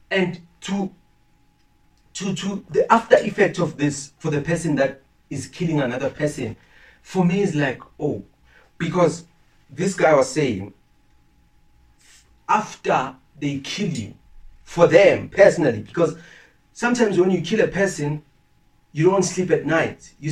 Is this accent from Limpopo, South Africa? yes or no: yes; Limpopo, South Africa; Listen, I'm from Limpopo